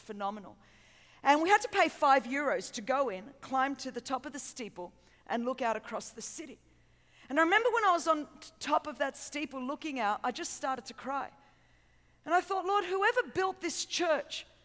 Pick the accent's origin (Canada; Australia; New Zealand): Australia; Sydney, New South Wales; I hope you understand my accent, and I'm from a little bit further south than here, if you kind of just fly really south for a long time. I'm from Sydney, Australia